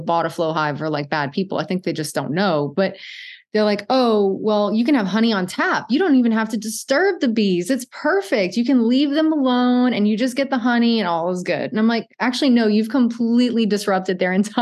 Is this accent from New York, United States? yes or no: no; Cajun, Louisiana, United States; I'm Cajun